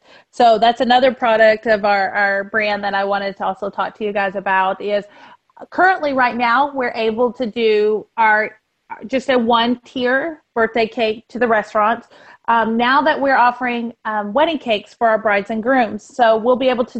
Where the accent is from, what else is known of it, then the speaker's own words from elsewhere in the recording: Texas, United States; moved away as an adult; now in Florida, United States; I'm not a Floridian. I'm actually from Texas. I did our vacation before we moved here.